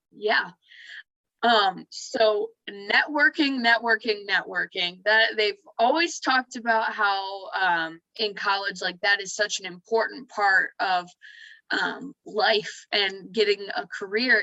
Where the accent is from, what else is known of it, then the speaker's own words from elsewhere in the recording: Muskegon, Michigan, United States; now in Grand Rapids, United States; I am originally from Muskegon, Michigan.